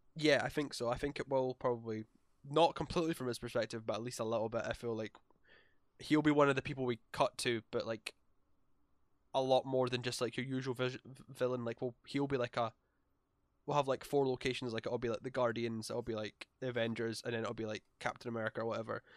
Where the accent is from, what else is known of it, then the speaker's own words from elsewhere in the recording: Scotland, United Kingdom; we're Scottish.